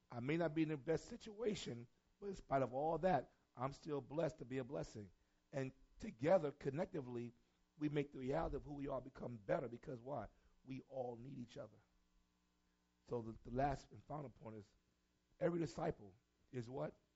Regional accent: New York City, New York, United States; I'm from New York City

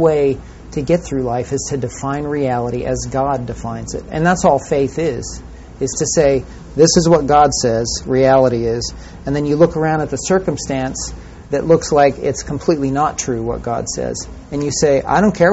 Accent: California, United States; I grew up in California

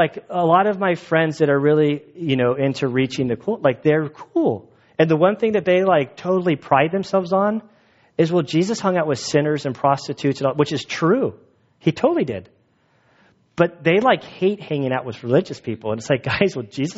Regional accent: United States; moved away; I'm an American

